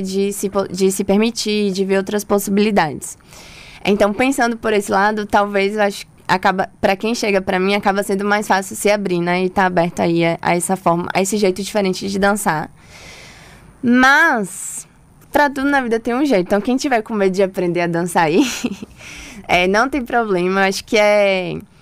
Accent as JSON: {"language": "Portuguese", "town": "Santo Antônio de Jesus", "region": "Bahia", "country": "Brazil", "moved": "yes", "lives_now": "Salvador, Brazil", "said": "eu sou de Santo Antônio de Jesus, então a cidade assim do forró"}